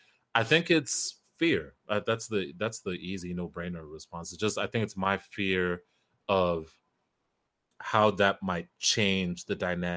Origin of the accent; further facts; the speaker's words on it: Kenya; We're both African. You're Ghanaian, I'm Kenyan.